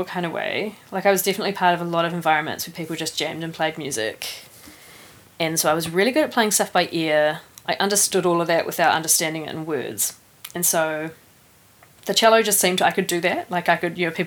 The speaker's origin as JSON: {"language": "English", "country": "New Zealand", "tie": "born or raised there", "also_born_or_lived": "Raurimu / Rotorua / Turangi / Taupo", "moved": "as an adult", "lives_now": "Wellington, New Zealand", "said": "I grew up in Whakapapa Village Yes, that's right. Whakapapa village. Up at Mount Ruapehu"}